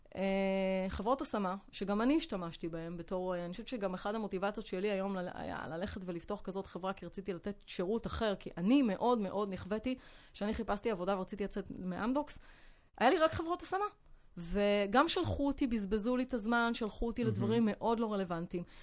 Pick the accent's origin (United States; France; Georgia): France; Hebrew is a second language; moved away as an adult; now in Israel; גדלתי בצרפת, אה, עליתי לארץ בגיל שמונה עשרה